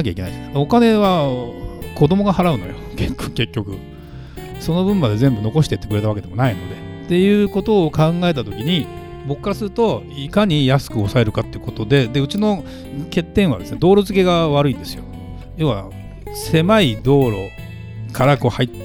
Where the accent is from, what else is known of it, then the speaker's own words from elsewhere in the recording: Saitama, Japan; moved away as an adult; 私の実家埼玉にあるんですけど、えー、生まれ育ったところですね親の家ですね